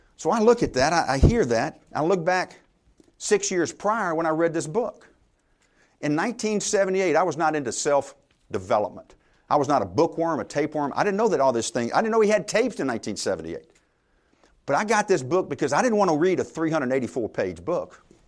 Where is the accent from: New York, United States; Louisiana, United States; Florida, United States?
Louisiana, United States; I'm from Louisiana. I went to LSU